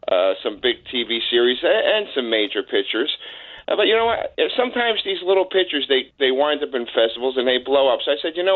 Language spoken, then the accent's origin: English; Newark, New Jersey, United States; I'm from Newark